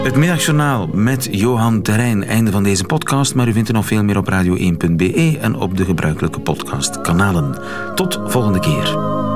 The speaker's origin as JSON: {"language": "Dutch", "area": "Flemish Ardennes", "region": "Flanders", "country": "Belgium", "tie": "born or raised there", "said": "ik ben een kind van de Vlaamse Ardennen"}